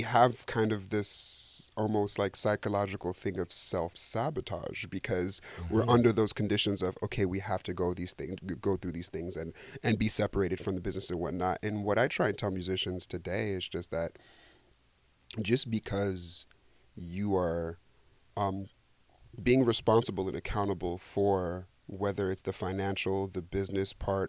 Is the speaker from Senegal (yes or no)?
yes; Senegal; I'm Senegalese, I'm from West Africa